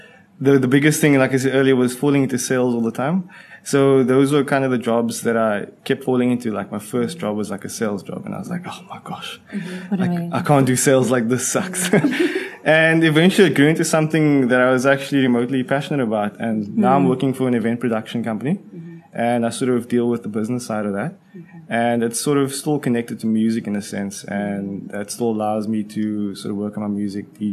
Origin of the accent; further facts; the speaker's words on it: Cape Town, Western Cape, South Africa; born and bred in Cape Town